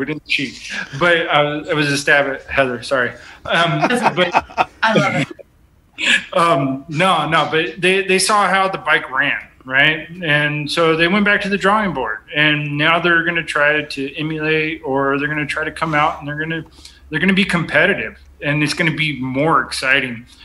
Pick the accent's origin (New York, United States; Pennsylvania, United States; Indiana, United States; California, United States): California, United States; moved away as an adult; now in Viola, Wisconsin, United States; I was born and raised in California